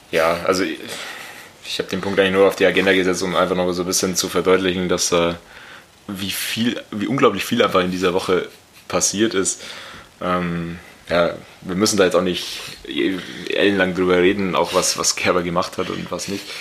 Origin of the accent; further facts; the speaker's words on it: Scotland, United Kingdom; German is a second language; Ich habe das jetzt auch nach meinem besten Wissen als Schotte.